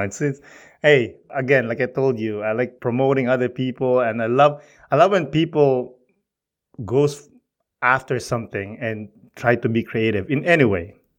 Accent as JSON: {"language": "English", "country": "Philippines", "moved": "yes", "lives_now": "Canada", "said": "I'm proud of being Filipino."}